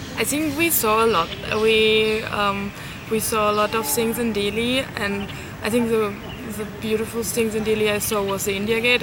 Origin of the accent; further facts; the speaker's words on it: Cologne, North Rhine-Westphalia, Germany; I am from Germany, from Cologne